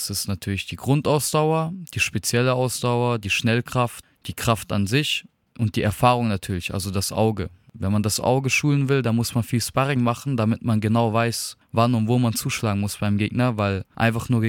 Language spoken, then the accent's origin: German; Darmstadt, Hesse, Germany; Ich komme aus Darmstadt und bin 23 Jahre alt.